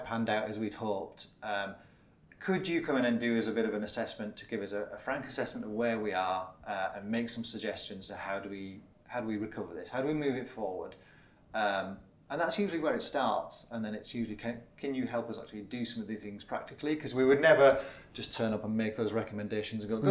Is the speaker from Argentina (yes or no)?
no; Middlesbrough, North East England, United Kingdom; moved away as an adult; also born or lived in Reading; So I'm from Middlesbrough, of all places.